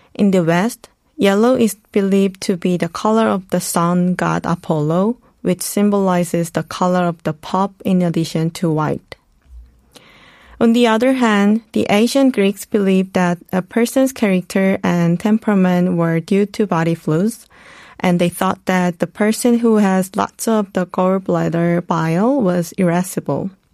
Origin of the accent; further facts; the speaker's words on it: South Korea; moved away as an adult; also born or lived in United States; Growing up in Korea, studying in the US